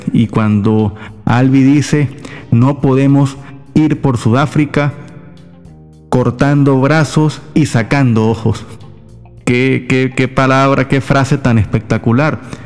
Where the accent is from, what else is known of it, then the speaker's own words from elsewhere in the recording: Venezuela; todos somos venezolanos